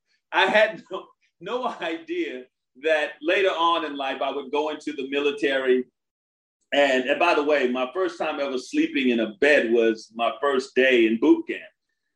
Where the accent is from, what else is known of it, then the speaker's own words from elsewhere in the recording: Brooklyn, New York, United States; also born or lived in Coney Island / Washington, D.C.; The reason I went to more than a dozen schools because I was from Brooklyn, Coney Island, Washington, D.C., where we are here now.